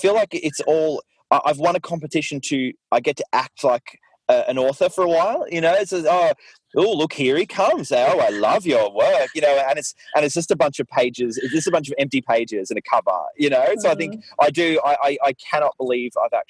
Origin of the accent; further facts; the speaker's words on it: Mornington, Victoria, Australia; I grew up in Mornington, actually, which is where I am now, which is a small town, a small beachside town